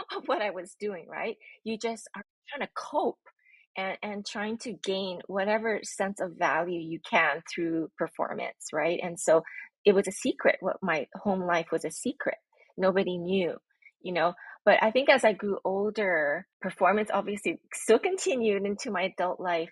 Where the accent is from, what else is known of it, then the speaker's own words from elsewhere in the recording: Honolulu, Hawaii, United States; I'm born and raised in Honolulu, Hawaii